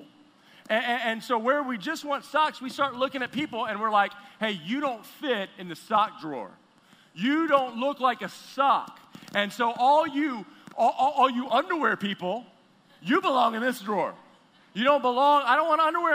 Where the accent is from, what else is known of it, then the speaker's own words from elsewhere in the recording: Texas, United States; moved away; I am from Texas originally, from the South